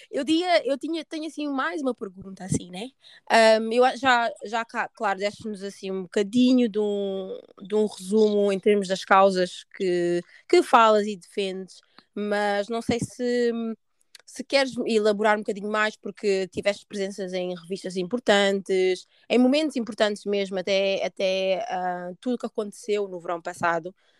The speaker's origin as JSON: {"language": "Portuguese", "country": "Portugal", "tie": "born or raised there", "also_born_or_lived": "Guinea-Bissau", "said": "apesar de ter nascido na Guiné, uh, não cresci na Guiné, tipo, vivi a minha vida toda em Portugal"}